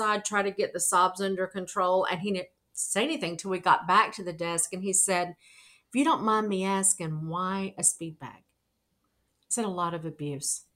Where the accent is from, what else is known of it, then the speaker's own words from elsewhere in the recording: Arkansas, United States; moved away as an adult; now in New York City, United States; I'm from Arkansas.